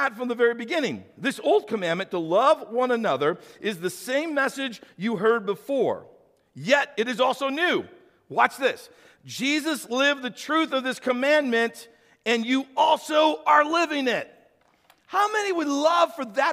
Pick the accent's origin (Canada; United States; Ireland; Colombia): United States; St. Louis, Missouri; when I was a kid growing up, I grew up in St. Louis, so I was a city boy